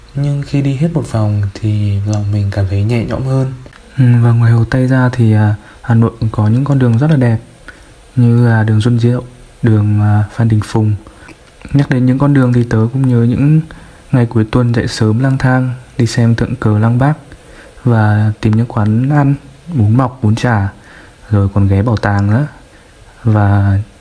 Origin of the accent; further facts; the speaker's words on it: Vinh, Nghệ An, Vietnam; Mình sinh ra và lớn lên ở thành phố Vinh, Nghệ